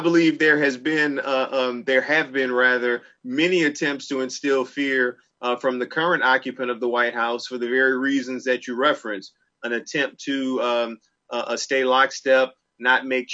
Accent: New Orleans, Louisiana, United States; now in Durham, United States; I grew up in New Orleans.

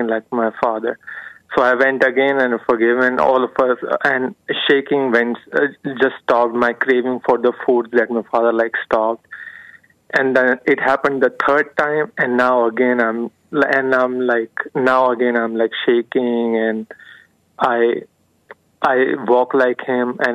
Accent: India; I'm not from Indiana. I'm from India.

